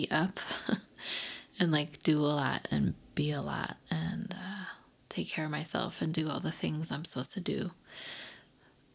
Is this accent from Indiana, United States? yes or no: no; the Bay Area, California, United States; moved away; I'm from the Bay